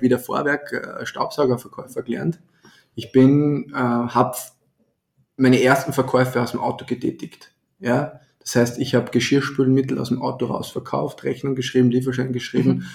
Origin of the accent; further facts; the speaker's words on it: Austria; bei uns in Österreich